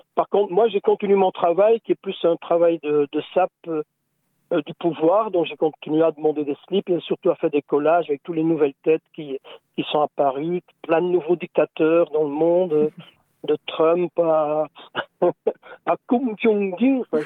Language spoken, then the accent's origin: French; Belgium; nous, on est belges